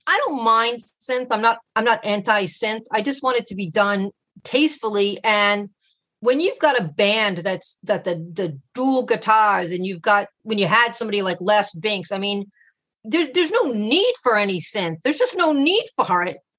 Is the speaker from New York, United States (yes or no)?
no; Boston, Massachusetts, United States; I'm from Boston, Massachusetts